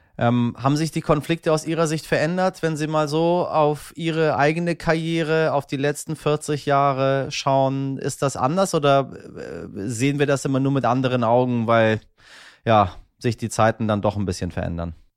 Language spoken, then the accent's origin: German; Germany; bei uns in Deutschland